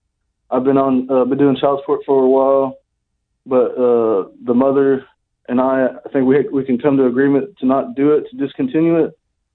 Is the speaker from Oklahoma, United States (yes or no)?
yes; Okfuskee County, Oklahoma, United States; born or raised there